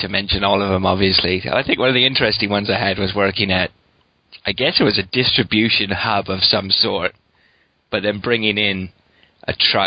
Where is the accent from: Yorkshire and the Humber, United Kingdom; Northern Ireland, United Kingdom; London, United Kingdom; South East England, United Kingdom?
South East England, United Kingdom; Windsor; I'm just from Windsor.